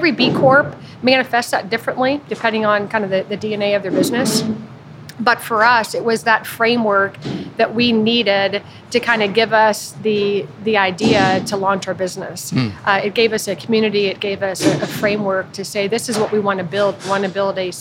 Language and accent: English; Youngstown, Ohio, United States; also born or lived in Columbus, Ohio; now in Cincinnati, United States; I grew up in Youngstown, Northeast Ohio